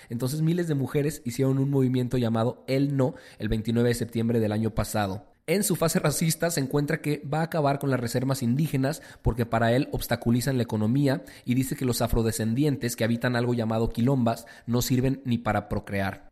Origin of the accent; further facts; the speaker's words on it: Mexico; nuestro México